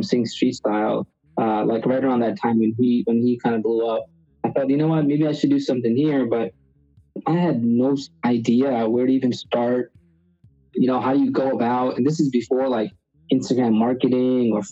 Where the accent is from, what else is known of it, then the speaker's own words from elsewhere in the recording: New York City, New York, United States; also born or lived in India; I was born in India, raised in Queens, New York, where I've been most of my life, about 20-something years now